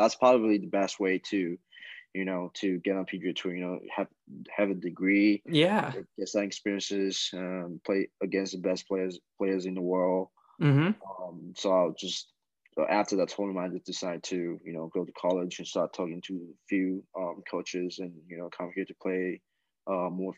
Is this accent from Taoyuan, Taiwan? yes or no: yes; Taoyuan, Taiwan; moved away; I'm from Taiwan, Taoyuan, Taiwan